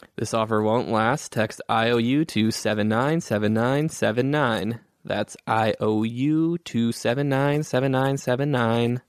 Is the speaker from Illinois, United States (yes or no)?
yes; Hoffman Estates, Illinois, United States; I grew up in Hoffman Estates